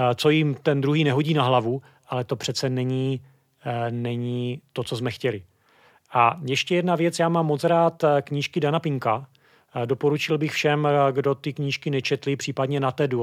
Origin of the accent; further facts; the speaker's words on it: Brno, South Moravian Region, Czechia; Já jsem původem Brňák